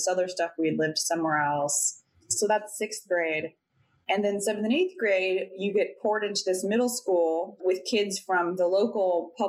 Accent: Sacramento, California, United States; moved away as an adult; also born or lived in San Diego / Olympia / Seattle / San Francisco; I was born in San Diego and lived there till I was about 7. We lived in like 3 different houses for whatever reason. We ended up buying one. And then I think it got too expensive. So then we moved to Sacramento.

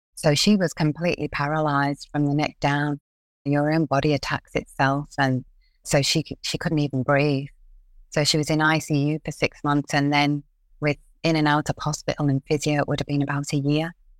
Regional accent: Liverpool, North West England, United Kingdom; now in Australia; We're from Liverpool in England, and we're five girls

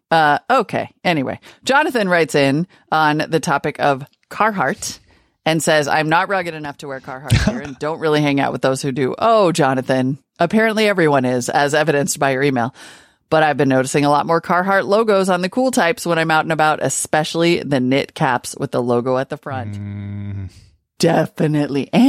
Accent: California, United States; Growing up in Southern California in the 70s, the families in my neighborhood had a co-op which was run out of my parents' garage

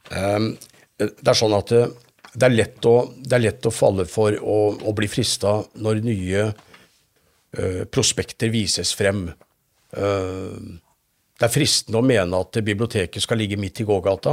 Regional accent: Fredrikstad, Østfold, Norway; jeg har vokst opp i Philadelphia-menigheten i Fredrikstad.

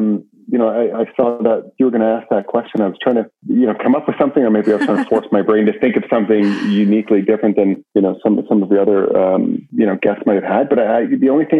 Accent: Brantford, Ontario, Canada; I grew up in Brantford

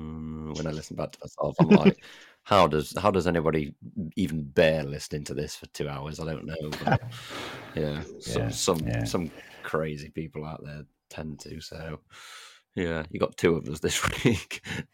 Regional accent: Northern Ireland, United Kingdom; being Northern Irish, you're very much so, like, you know, reserved, like typically reserved, it seems.

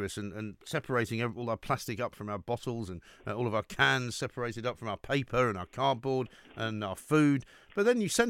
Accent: London, United Kingdom; growing up in North London

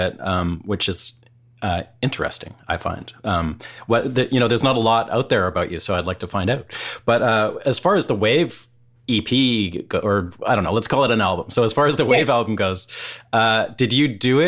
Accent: Canada; moved away as an adult; now in Nashville, United States; I'm from Canada originally

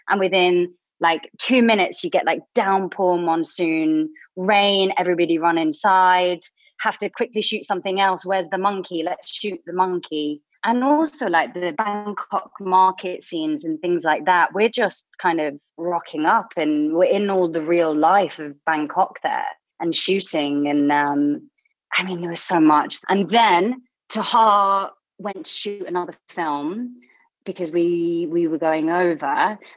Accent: Blackpool, North West England, United Kingdom; I guess I never knew it was quite a unique place in a way like I grew up

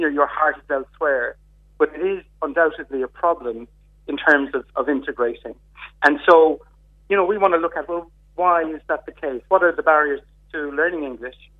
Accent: Kerry, Munster, Ireland; now in Fermoy, Ireland; I'm from Kerry originally, and my parents come from within a few miles of each other in Kerry

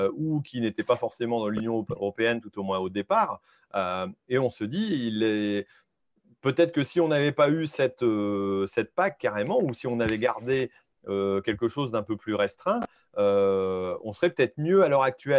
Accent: France; en tant que Français

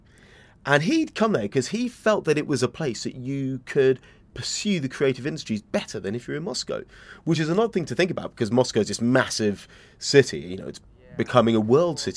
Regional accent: England, United Kingdom; I'm from England

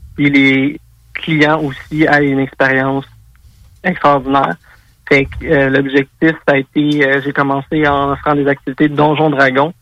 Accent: South Shore of Montreal, Quebec, Canada; je suis un gars de la rive sud de Montréal.

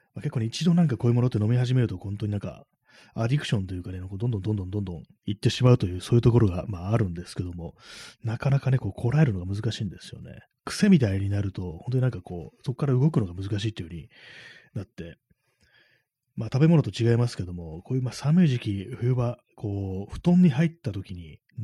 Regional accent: Tokyo, Japan; 東京出身の私

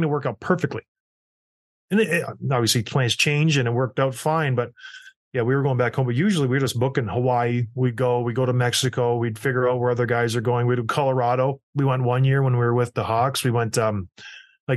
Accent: Edmonton, Alberta, Canada; I was born in Edmonton

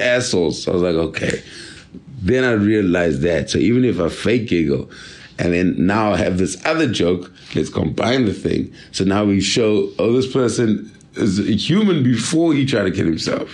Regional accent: Durban, KwaZulu-Natal, South Africa; moved away; I'm from Durban

